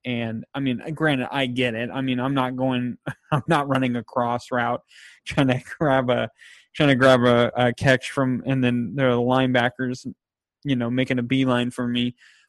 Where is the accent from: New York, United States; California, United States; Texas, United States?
California, United States; Fresno; We're from the Fresno area.